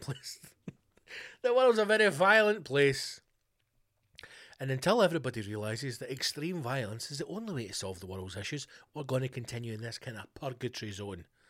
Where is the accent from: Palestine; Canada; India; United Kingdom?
United Kingdom; Scotland; I'm Scottish